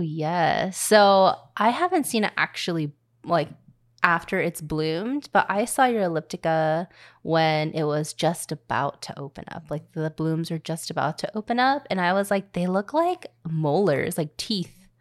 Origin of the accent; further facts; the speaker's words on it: Louisiana, United States; I was born in the South from Louisiana